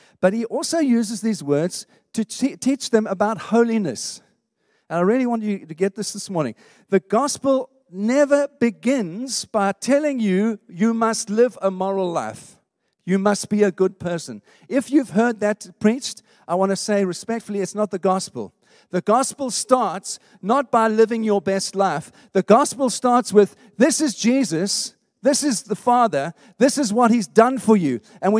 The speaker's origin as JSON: {"language": "English", "country": "South Africa", "tie": "born or raised there", "moved": "yes", "lives_now": "United Kingdom", "said": "When I grew up in South Africa, I never felt like I belonged there. Never. I'm not being unpatriotic. I just never felt it was my home. And you know what? I've been living here in the UK for 20 years"}